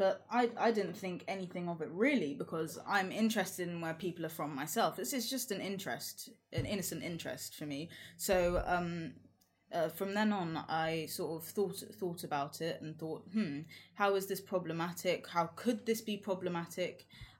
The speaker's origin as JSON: {"language": "English", "region": "London", "country": "United Kingdom", "tie": "born or raised there", "said": "When I was a child, growing up here, I usually thought that meant, where are you from, as in country. So I used to say London, England, Britain, etc., etc."}